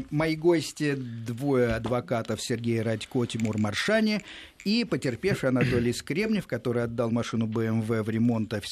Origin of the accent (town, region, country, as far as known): Moscow, Russia